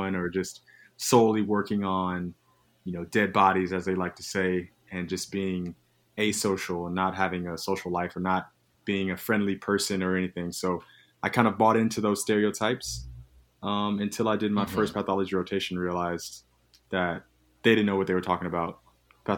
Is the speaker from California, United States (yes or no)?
no; Nashville, Tennessee, United States; moved away as an adult; now in Philadelphia, United States; I'm originally from Nashville, Tennessee